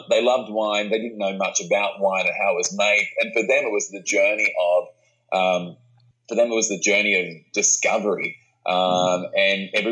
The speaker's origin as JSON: {"language": "English", "country": "Australia", "said": "we are Australian wine writers"}